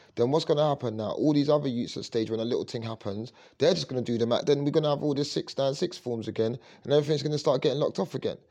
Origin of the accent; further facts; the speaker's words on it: London, United Kingdom; I grew up in Leytonstone.